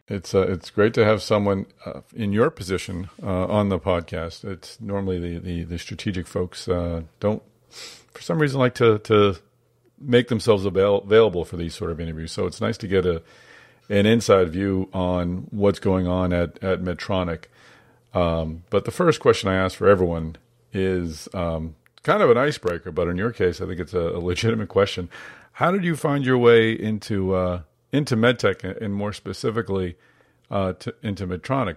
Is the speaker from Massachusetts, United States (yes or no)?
yes; Boston, Massachusetts, United States; I, grew up in Boston